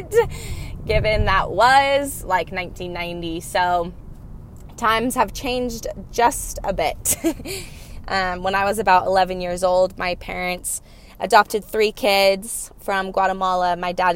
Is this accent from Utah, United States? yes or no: yes; Cottonwood Heights, Utah, United States; I was raised here in Cottonwood Heights, Sandy, Utah